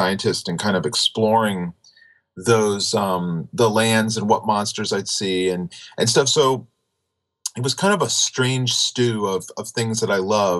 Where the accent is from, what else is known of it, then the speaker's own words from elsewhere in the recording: Florida, United States; I grew up in Florida